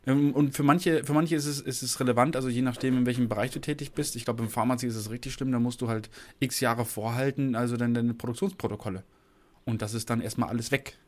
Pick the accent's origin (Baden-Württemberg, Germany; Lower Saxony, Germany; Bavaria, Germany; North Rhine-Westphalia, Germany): Lower Saxony, Germany; moved away; ich kenn's ja von, von zu Hause, ich komme aus Niedersachsen